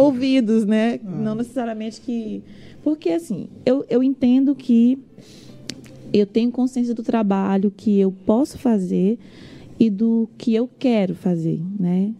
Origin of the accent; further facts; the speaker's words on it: Imperatriz, Maranhão, Brazil; also born or lived in Coroatá, Maranhão; now in São Luís, Brazil; eu fui sair de lá para Imperatriz com quatro anos de idade